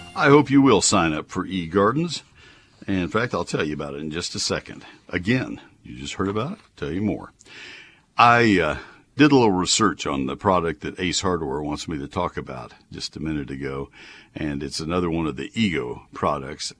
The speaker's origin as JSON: {"language": "English", "town": "College Station", "region": "Texas", "country": "United States", "tie": "born or raised there", "also_born_or_lived": "Ohio", "said": "growing up in College Station, Texas, which is even farther south, and uh, the the son of parents from Nebraska"}